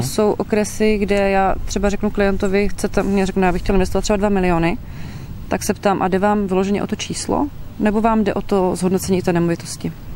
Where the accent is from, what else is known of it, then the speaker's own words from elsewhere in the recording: Moravian Slovakia, Czechia; moved away as an adult; now in Liptál, Czechia; já pocházím ze Slovácka a poslední dva roky si nás manžel převezl sem na Valašsko